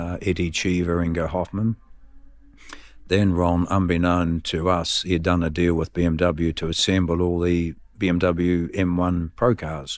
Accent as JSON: {"language": "English", "town": "Dunedin", "region": "Otago", "country": "New Zealand", "tie": "born or raised there", "moved": "as an adult", "lives_now": "United Kingdom", "said": "Born and bred in Dunedin"}